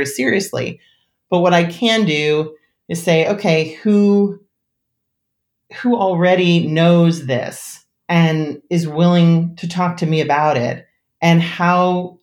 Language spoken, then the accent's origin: English; New Jersey, United States; I grew up in an extremely rural community, which people always laugh at because I grew up in New Jersey